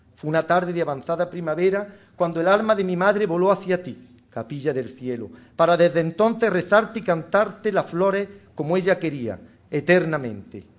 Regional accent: Jaén, Andalusia, Spain; de mi callejón de la Virgen, calle donde yo nací, y donde desde muy niño correteaba con mis primos y hermanos

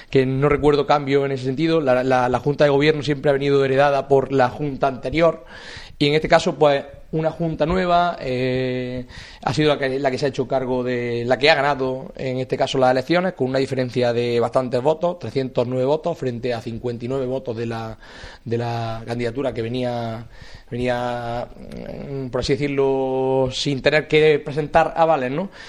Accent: Santisteban del Puerto, Andalusia, Spain; Y damos un salto y nos vamos a ir pues, a mi tierra, nos vamos a ir a Santisteban del Puerto

